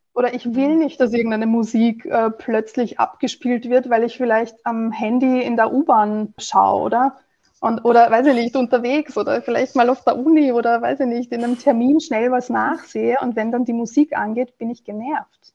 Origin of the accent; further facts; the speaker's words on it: Vienna, Austria; also born or lived in Italy; als Wienerin